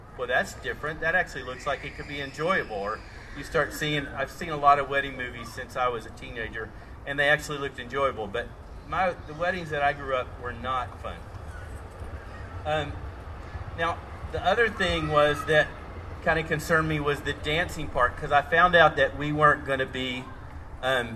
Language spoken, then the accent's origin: English; Tennessee, United States; I am from Tennessee, Southern Baptist, very conservative church